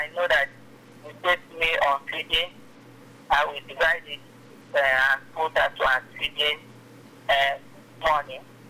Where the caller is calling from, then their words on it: Agbara, Ogun State, Nigeria; I'm calling from Agbara.